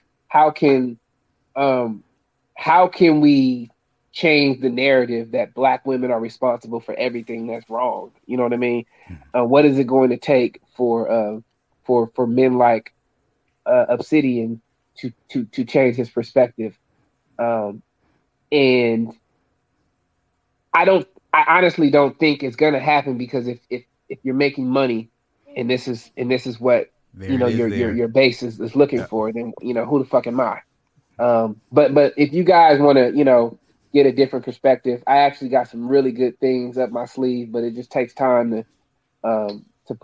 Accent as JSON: {"language": "English", "town": "Oakland", "region": "California", "country": "United States", "tie": "born or raised there", "said": "I'm in East Oakland. I'm from the Bay Area. I've been in East Oakland since I was 1 year old"}